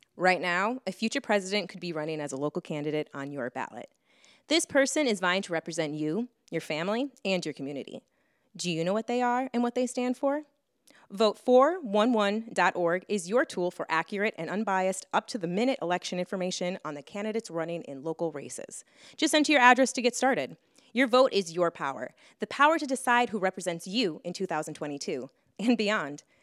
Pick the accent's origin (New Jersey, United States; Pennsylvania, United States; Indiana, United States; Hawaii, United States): Hawaii, United States; Lahaina; I'm from Lahaina, Maui, Hawaii